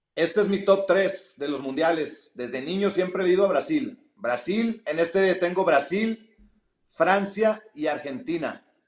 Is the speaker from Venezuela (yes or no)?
no; Mexico; como mexicano